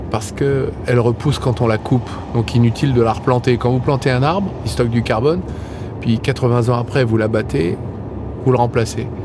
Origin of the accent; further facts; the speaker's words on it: Bourgogne-Franche-Comté, France; dans le Morvan, ma région natale, entre la Nièvre, la Côte d'Or et la Saône-et-Loire